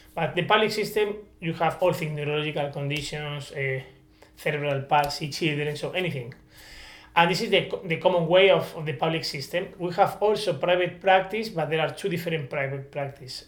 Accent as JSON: {"language": "English", "country": "Spain", "second_language": "English", "said": "I came from Spain, so English is not my first language"}